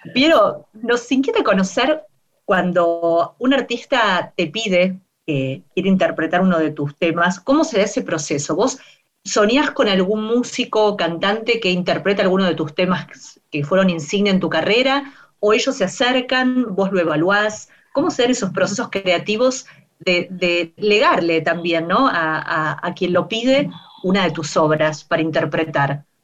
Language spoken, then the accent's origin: Spanish; Argentina; nuestras radios argentinas